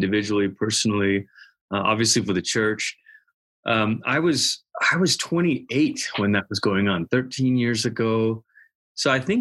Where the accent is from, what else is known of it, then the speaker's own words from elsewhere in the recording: Malaysia; moved away as an adult; also born or lived in Portland, Oregon, United States / Tulsa, Oklahoma, United States; now in Colorado Springs, United States; I'm originally from Malaysia. When I was 10 years old, my family moved from Malaysia to Portland, Oregon.